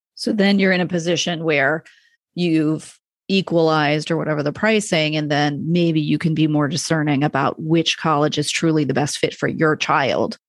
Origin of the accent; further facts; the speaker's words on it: Rochester, New York, United States; moved away; I'm from New York State and I went to a state school